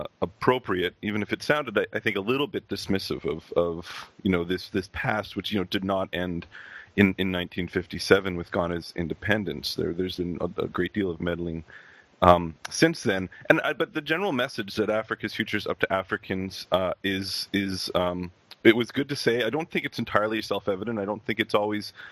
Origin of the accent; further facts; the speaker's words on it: Canada; I'm actually Canadian